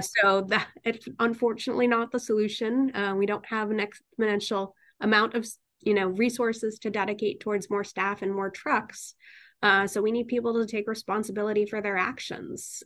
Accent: Newtown, Connecticut, United States; also born or lived in Bridgeport, Connecticut; now in New Haven, United States; I was born in Bridgeport, Connecticut, but I grew up in Newtown, Connecticut

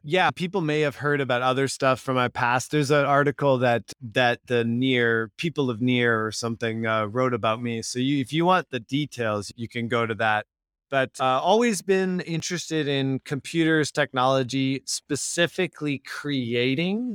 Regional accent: Victoria, British Columbia, Canada; I grew up in Victoria, B C. It's a small It's the capital of British Columbia

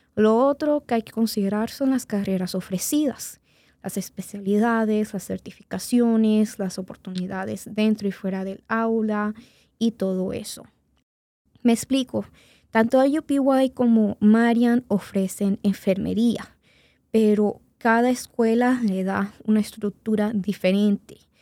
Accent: Venezuela; now in Indianapolis, United States; como yo nací en Venezuela y después vine acá a los Estados Unidos

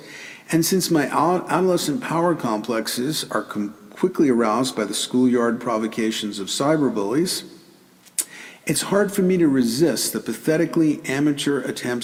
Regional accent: New York City, New York, United States; I grew up in the Bronx and taught for years in the South Bronx

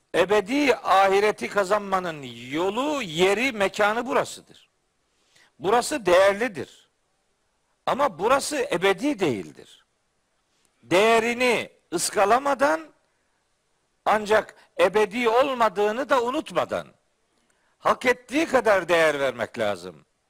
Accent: Trabzon, Turkey; bir Trabzonlu olarak

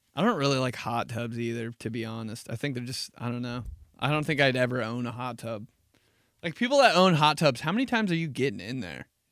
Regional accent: Midwest, United States; I'm from the Midwest

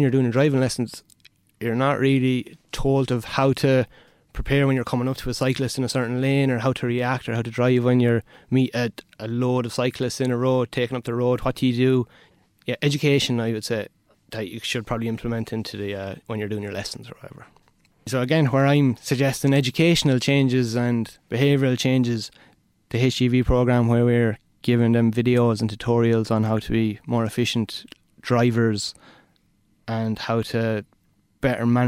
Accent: Roscrea, Munster, Ireland; moved away as an adult; also born or lived in Waterford; I'm originally from Tipperary, Rosscrea

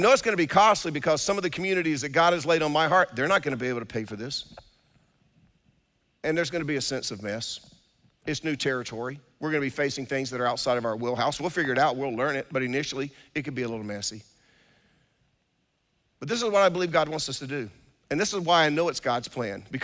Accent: Durham, North Carolina, United States; I grew up on Austin Avenue in Durham

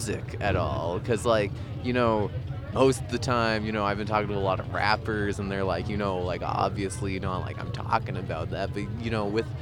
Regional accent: Alberta, Canada; I'm from Alberta

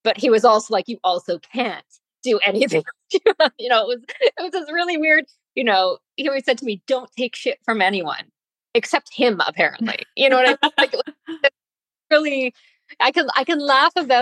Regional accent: Canada; I was brought up in Canada

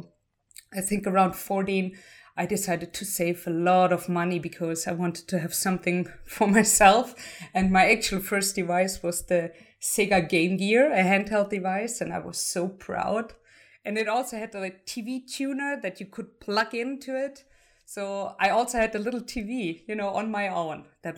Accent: Heidelberg, Baden-Württemberg, Germany; English is a second language; also born or lived in Dresden; So I was born and raised in Heidelberg, also another beautiful city everyone should visit if they have the chance to. I moved to Dresden to study computer science

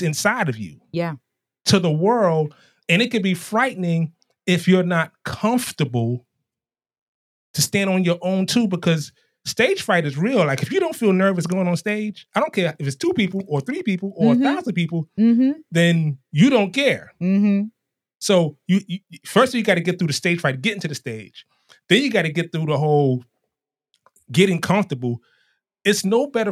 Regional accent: New York City, New York, United States; I was straight out of Harlem

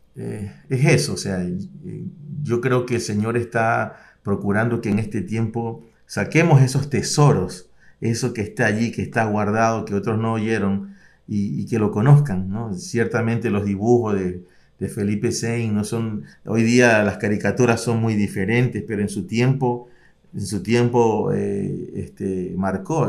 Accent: Ecuador; como ecuatoriano

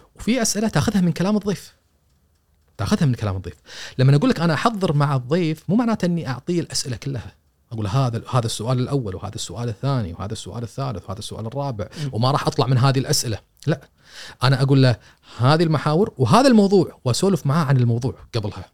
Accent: Kuwait; إحنا ك- ككويتيين

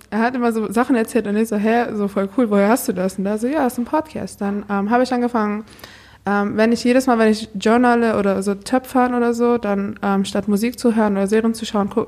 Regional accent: Iran; now in Germany; Genau, ich komme eigentlich auch aus dem Iran. Ich bin erst seit zehn Jahren in Deutschland.

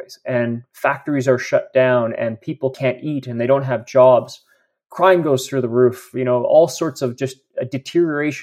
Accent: Canada; as a Canadian

